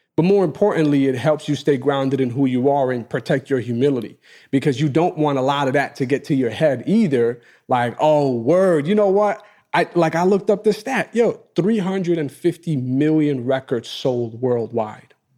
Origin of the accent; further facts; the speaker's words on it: New York City, New York, United States; my block where I grew up in Queens